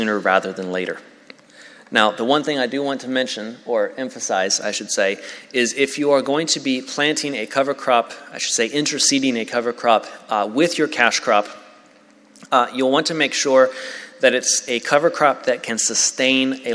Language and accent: English; Tennessee, United States; I'm from Tennessee